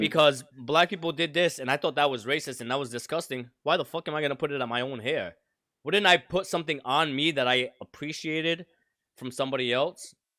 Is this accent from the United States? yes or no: yes; Providence, Rhode Island, United States; my culture is Providence. I grew up in the projects.